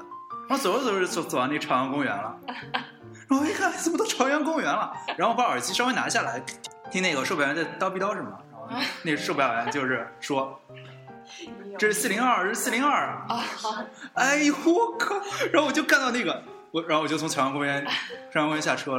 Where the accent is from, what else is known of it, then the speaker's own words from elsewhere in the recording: southern China, China; 其实我是南方人